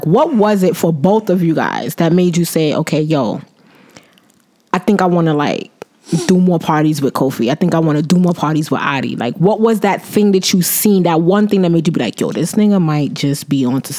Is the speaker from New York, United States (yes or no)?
yes; Brooklyn, New York, United States; Not really, not all the way. I'm still from Brooklyn, all day.